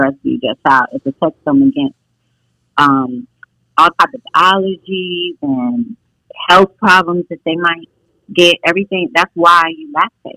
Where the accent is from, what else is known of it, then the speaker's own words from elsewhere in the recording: Oakland, California, United States; I'm from Oakland, but I was raised in a foster home my first 6 years of life